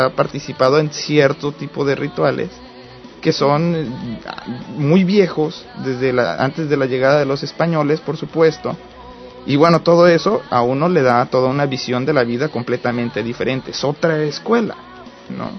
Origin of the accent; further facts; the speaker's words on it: Morelos, Mexico; now in United States; yo soy de Morelos, del estado de Morelos